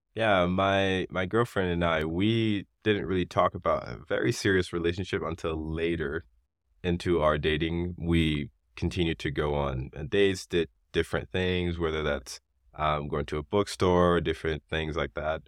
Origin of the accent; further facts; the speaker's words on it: Haiti; now in United States; growing up in Haiti